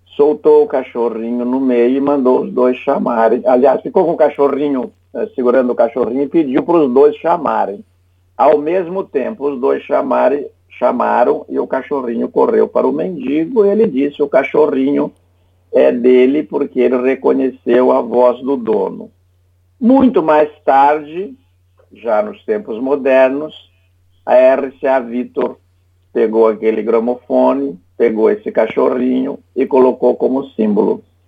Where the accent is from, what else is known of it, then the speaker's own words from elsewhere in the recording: Santa Catarina, Brazil; sou o único catarinense que integro aquela casa